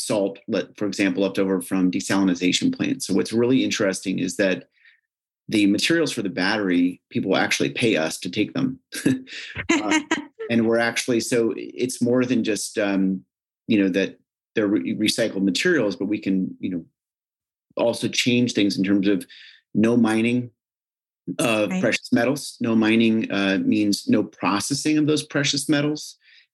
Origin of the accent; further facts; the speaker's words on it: United States; I don't have a Ukrainian accent. I'm actually from the States